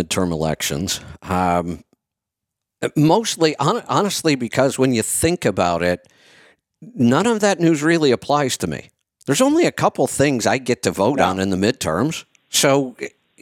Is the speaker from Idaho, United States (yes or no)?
no; Northeast Ohio, United States; I grew up in Northeast Ohio